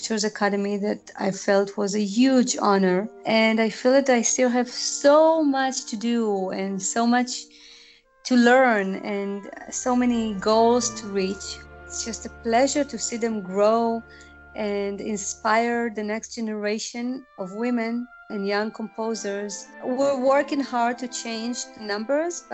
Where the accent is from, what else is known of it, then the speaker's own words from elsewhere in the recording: Israel; moved away as an adult; I'm originally from Israel, and I come from a very musical family